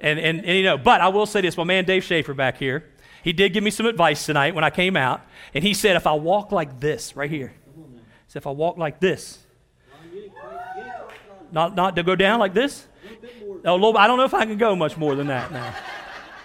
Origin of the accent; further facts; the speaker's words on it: Elkins, United States; born and raised in Elkins right here